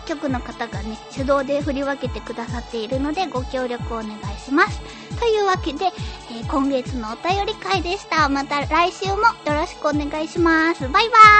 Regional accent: Fukuoka, Japan; moved away; 私は出身が福岡なんですけど

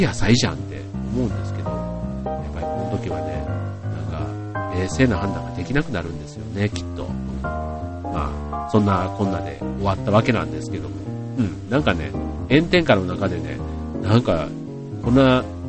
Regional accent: Osaka, Japan; 自分はあの、大阪出身

